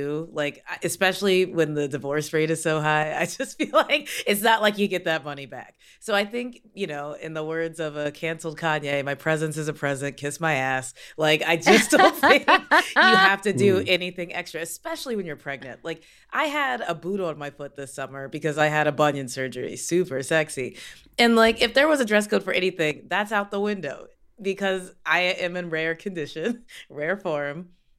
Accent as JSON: {"language": "English", "region": "Kentucky", "country": "United States", "said": "I'm from Kentucky"}